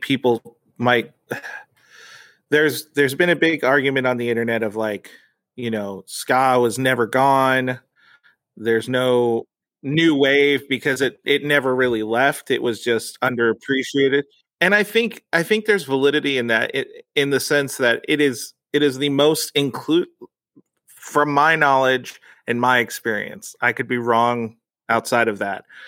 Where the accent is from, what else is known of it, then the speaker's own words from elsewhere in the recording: United States; So I grew up this Mexican culture, but I grew up in America.